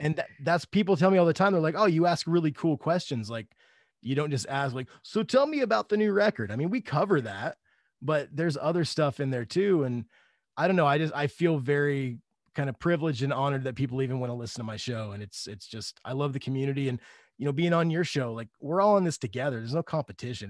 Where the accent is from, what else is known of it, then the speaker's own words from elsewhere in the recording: Upland, Indiana, United States; also born or lived in Muncie, Indiana; I grew up in Indiana, s, East Central Indiana, a little town called Upland